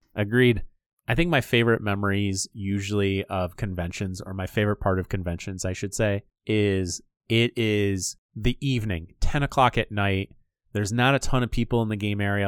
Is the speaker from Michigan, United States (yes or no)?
yes; Michigan, United States; we're from Michigan